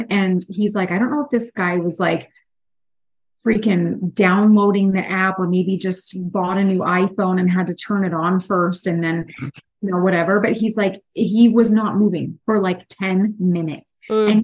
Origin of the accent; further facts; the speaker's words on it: Pittsburgh, Pennsylvania, United States; I'm from the East, from Pittsburgh